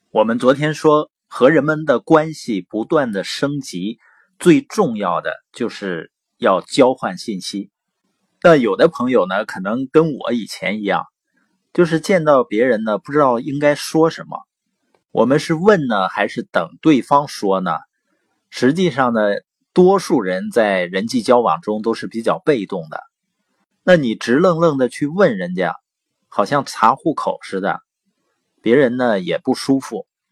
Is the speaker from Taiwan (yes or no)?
no; Baoqing, Heilongjiang, China; also born or lived in Boli County, Heilongjiang; 我是黑龙江， 从小呢是生在宝清县，啊，我父母呢是知边青年，所以在农场出生，然后长大